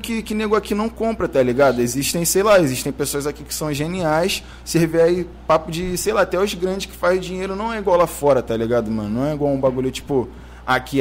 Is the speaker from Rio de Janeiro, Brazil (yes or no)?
yes; Rio de Janeiro, Brazil; sou da Cidade Alta, mano. Sou criado da Cidade Alta.